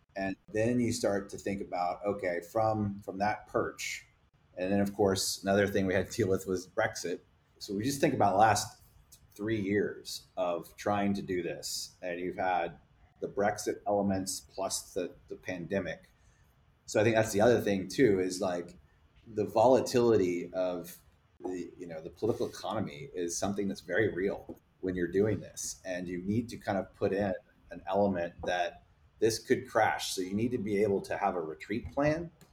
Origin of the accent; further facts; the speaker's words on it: Texas, United States; I'm also a Texan American